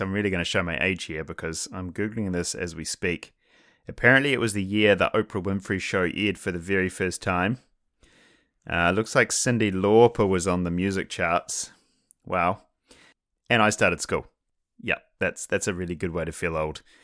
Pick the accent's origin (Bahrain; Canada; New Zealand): New Zealand; I'm from New Zealand, which is where I went to high school